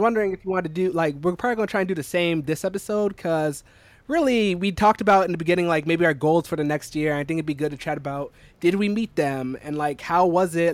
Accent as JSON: {"language": "English", "region": "South Carolina", "country": "United States", "tie": "born or raised there", "moved": "as an adult", "lives_now": "New York City, United States", "said": "I'm from South Carolina"}